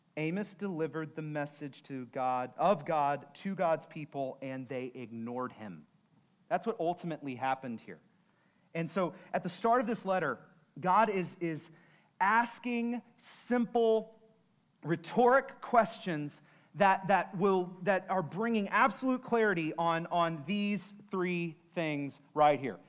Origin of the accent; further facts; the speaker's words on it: San Antonio, Texas, United States; I'm from San Antonio.